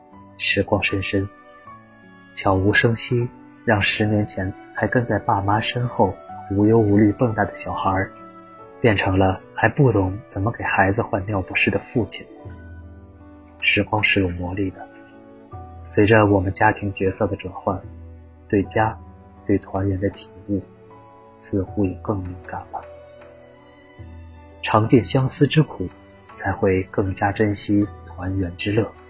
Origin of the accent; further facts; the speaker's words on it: Shandong, China; moved away as an adult; now in southern China; 我老家在山东，中秋节也正好是苹果成熟的时候。